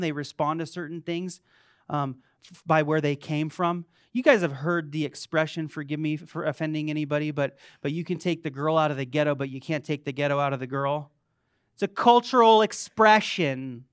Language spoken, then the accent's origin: English; Las Vegas, Nevada, United States; I was born in Vegas